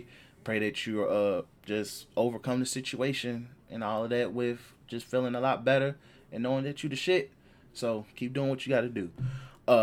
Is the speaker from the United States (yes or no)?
yes; Chicago, Illinois, United States; I'm from Chicago